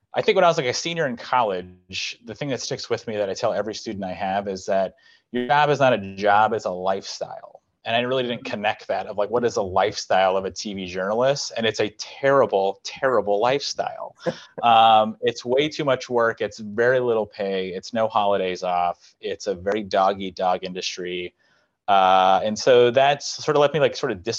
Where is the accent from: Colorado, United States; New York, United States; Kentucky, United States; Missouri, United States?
Colorado, United States; moved away; I'm from Colorado